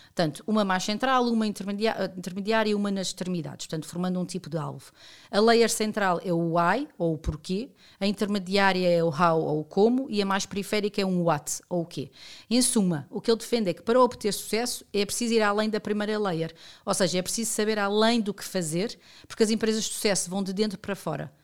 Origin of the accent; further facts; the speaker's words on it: Portugal; como cidadão e como portuguesa